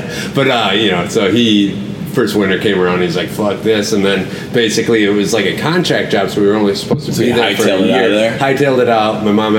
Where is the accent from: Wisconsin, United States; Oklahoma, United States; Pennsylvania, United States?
Wisconsin, United States; Rhinelander; also born or lived in Culver City, California; I'm from Rhinelander.